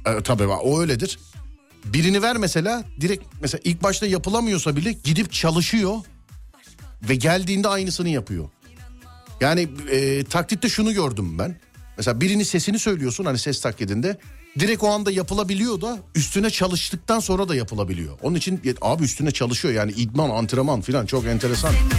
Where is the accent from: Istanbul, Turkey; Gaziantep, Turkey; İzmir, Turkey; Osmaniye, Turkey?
Istanbul, Turkey; Nişantaşı; Nişantaşı derken benim Mahallesinde top oynadığım sokaklara